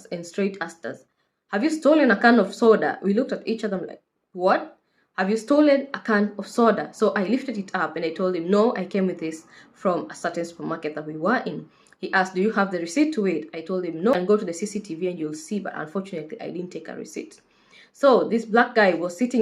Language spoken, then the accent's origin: English; Kenya; moved away as an adult; now in United Kingdom; I am a Kenyan nurse currently based in the UK.